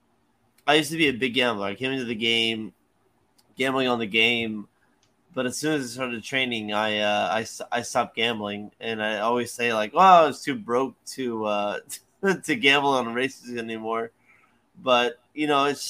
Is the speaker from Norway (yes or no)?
no; Jamaica; moved away; also born or lived in Florida; We grew up in Jamaica